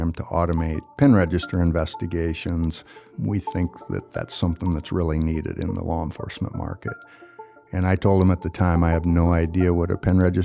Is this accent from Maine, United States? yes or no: no; Hastings, Nebraska, United States; also born or lived in Wood River, Nebraska; I'm originally from Hastings, Nebraska. Actually, I was born in Wood River, so Scott Frost and myself are from Wood River, Nebraska. I liked Hastings. It was good for growing up in teenage years